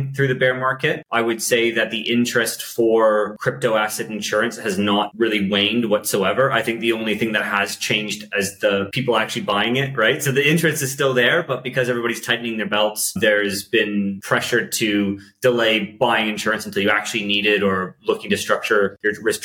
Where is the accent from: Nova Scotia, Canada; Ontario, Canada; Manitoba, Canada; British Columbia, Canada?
Ontario, Canada; Aurora; moved away as an adult; also born or lived in Toronto, Canada; now in London, United Kingdom; I'm from Toronto originally, from a little town called Aurora outside of Toronto